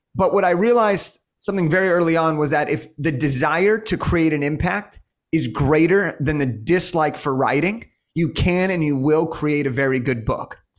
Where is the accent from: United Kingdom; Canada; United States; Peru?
United States; Los Angeles, California; I'm from Los Angeles.